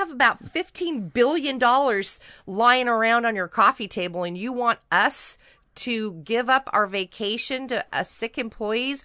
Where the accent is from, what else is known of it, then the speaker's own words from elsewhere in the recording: Seattle, Washington, United States; I'm from Seattle